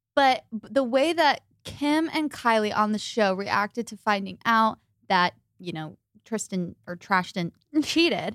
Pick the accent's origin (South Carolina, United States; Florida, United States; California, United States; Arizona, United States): Arizona, United States; Phoenix; we're also from Phoenix, Arizona